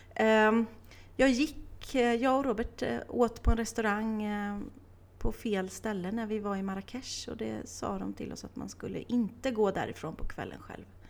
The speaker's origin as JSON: {"language": "Swedish", "town": "Åmål", "region": "Västra Götaland", "country": "Sweden", "tie": "born or raised there", "said": "jag är uppvuxen i Åmål"}